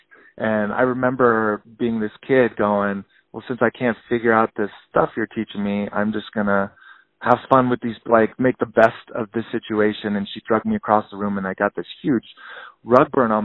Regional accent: Tahoe City, California, United States; also born or lived in Truckee, California; I was born in Truckee, raised in Tahoe City. So I'm actually a native to Tahoe, which is super rare.

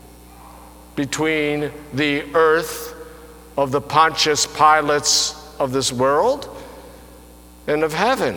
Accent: Albany, New York, United States; I was born in the Pine Hills section of Albany, New York, which was any place but heaven. I grew up knowing the typical divisions

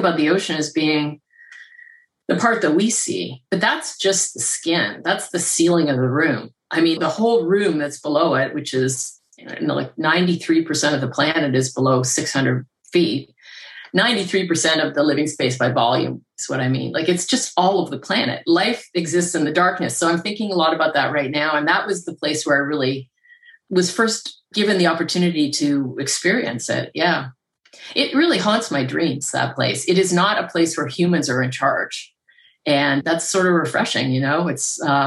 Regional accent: Canada; I grew up around lakes in Canada

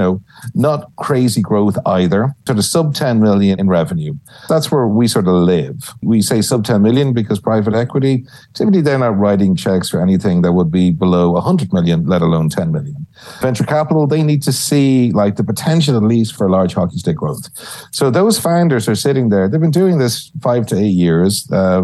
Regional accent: Ireland; moved away as an adult; also born or lived in New York; now in San Antonio, United States; I see myself as part of the new, emerging Irish Texan scene

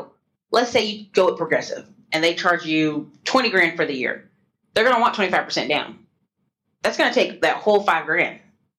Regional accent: the Carolinas, United States; because I'm from the Carolinas originally.

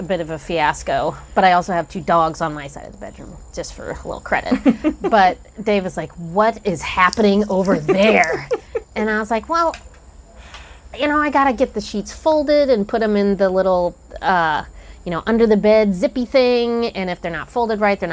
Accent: Kansas City, Missouri, United States; I grew up in Kansas City

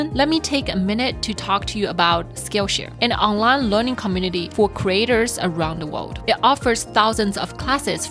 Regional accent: Shanghai, China; moved away; I grew up in Shanghai

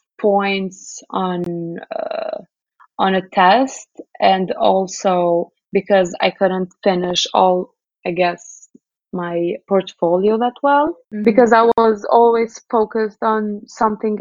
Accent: Kosovo; moved away as an adult; also born or lived in New York City, United States; Kosovo, I mean, I love my hometown here, but it's just a really small country

